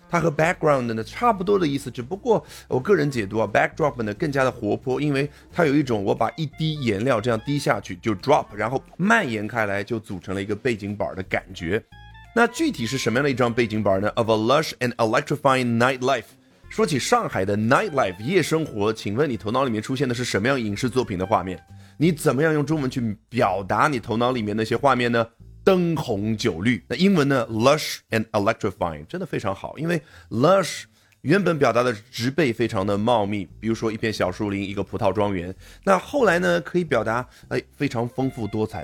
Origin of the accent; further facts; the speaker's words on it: China; 我们中国人呢，喜欢用“背”来表达